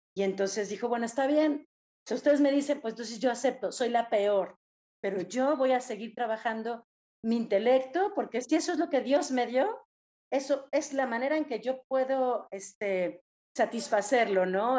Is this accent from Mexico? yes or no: yes; Mexico; nosotros como mexicanos, no somos totalmente indígenas